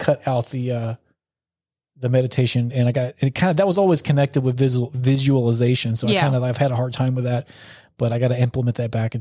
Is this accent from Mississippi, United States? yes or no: no; Georgia, United States; accent: southern; growing up in Georgia